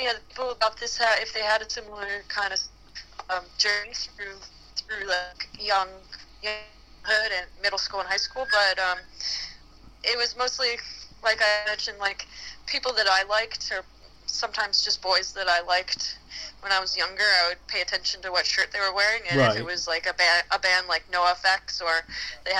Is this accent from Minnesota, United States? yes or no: no; Florida, United States; moved away; I grew up in Florida